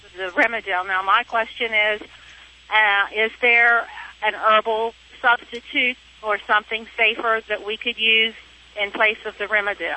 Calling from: Pennsylvania, United States; I'm calling you from uh, the great state of Pennsylvania.

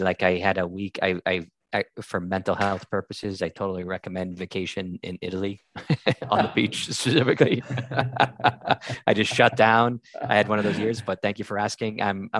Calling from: Ireland; I'm calling from Ireland

